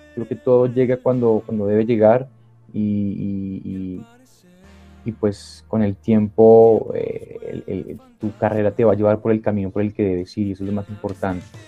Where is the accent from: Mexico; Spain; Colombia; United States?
Colombia; representando a, Colombia, mi país. Y qué bueno es poder pararme en, en, diferentes tarimas de diferentes lugares a decir que, pues que soy colombiano